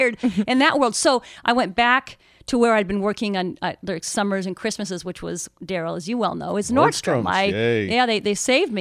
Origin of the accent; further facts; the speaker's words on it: Seattle, Washington, United States; also born or lived in Kirkland / Magnolia; I born and raised all in the Seattle area